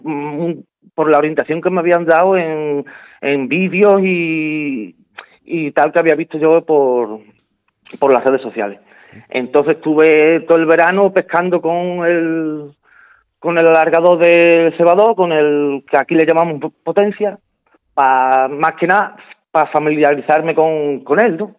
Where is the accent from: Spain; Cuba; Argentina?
Spain; haber sido el primer español en conseguir la medalla de oro